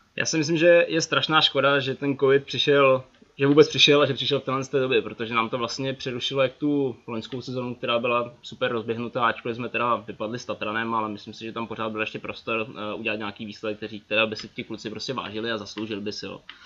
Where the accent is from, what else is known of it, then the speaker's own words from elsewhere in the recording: Ostrava, Moravian-Silesian Region, Czechia; moved away as an adult; now in Prague, Czechia; že jsem z Ostravy, srdce pořád platí tam